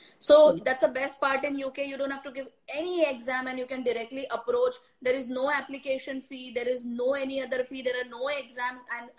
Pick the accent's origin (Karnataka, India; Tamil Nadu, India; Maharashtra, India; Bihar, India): Maharashtra, India; Mumbai; But yes, I am from Elphiston, Mumbai ki.